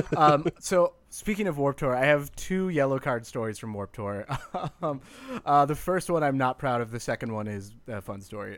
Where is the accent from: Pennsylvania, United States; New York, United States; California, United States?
California, United States; Bay Area; I grew up in the Bay Area